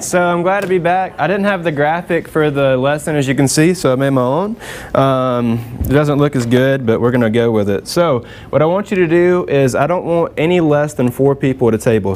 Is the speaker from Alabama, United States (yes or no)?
yes; Alabama, United States; I'm from Alabama, I live 30 minutes from the Roll Tide Stadium